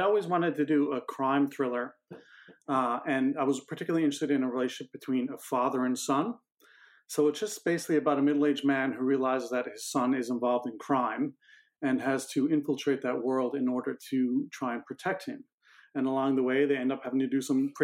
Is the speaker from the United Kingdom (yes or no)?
no; Newfoundland and Labrador, Canada; now in Toronto, Canada; I'm in Toronto, and we're both originally from Newfoundland, Canada